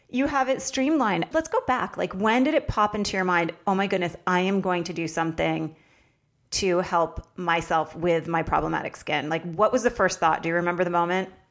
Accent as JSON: {"language": "English", "region": "Vermont", "country": "United States", "tie": "born or raised there", "said": "I lived in Vermont"}